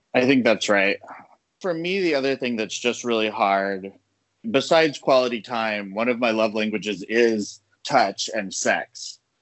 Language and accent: English; the South, United States; I'm Latino, I'm from the South